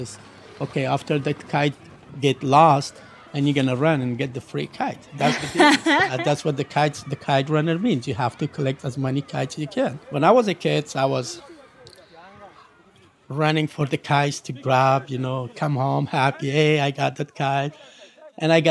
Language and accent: English; Kabul, Afghanistan; moved away; Originally, I'm from Afghanistan